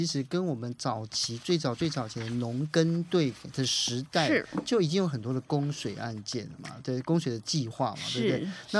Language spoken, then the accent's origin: Chinese; Taiwan; also born or lived in Mauritania; 我跟他讲说我是台湾来的